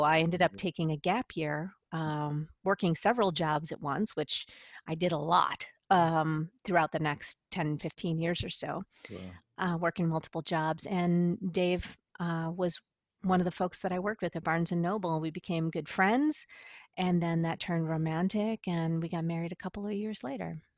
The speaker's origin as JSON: {"language": "English", "town": "Buffalo", "region": "New York", "country": "United States", "also_born_or_lived": "San Diego", "said": "I'm originally from the Buffalo, New York area"}